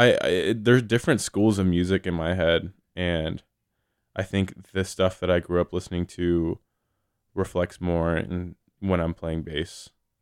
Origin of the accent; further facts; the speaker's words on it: Southern California, United States; now in San Francisco, United States; I'm from SoCal, so like KROQ, like rock music was like kind of what I grew up on as a kid.